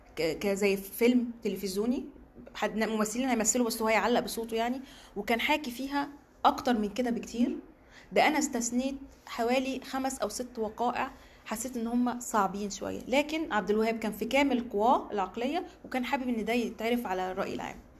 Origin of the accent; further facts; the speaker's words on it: Egypt; also born or lived in Cairo; انا صحفيه مصريه